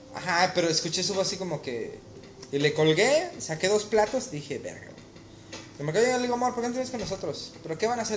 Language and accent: Spanish; Mexico; moved away; ser mexicano